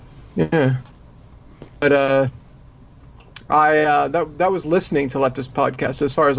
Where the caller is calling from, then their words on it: Austin, Texas, United States; I'm broadcasting from Austin, Texas